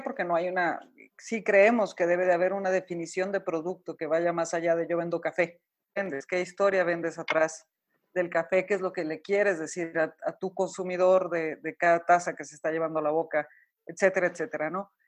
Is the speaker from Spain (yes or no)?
no; Mexico; also born or lived in Santiago, Chile; los mexicanos salirnos de nuestro país es difícil, extrañamos la comida, extrañamos a la familia, extrañamos nuestro acento